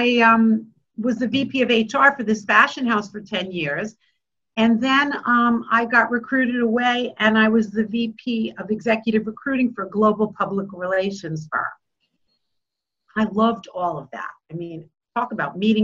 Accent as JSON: {"language": "English", "town": "Bellmore", "region": "New York", "country": "United States", "tie": "born or raised there", "said": "I grew up in Belmore, went to Kennedy"}